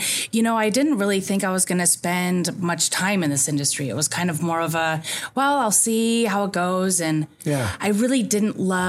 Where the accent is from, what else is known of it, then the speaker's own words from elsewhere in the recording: Elmira, New York, United States; moved away as an adult; now in California, United States; I actually grew up in Elmira, New York, in upstate New York.